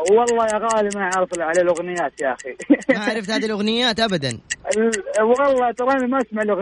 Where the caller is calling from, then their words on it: Riyadh, Riyadh Province, Saudi Arabia; من الرياض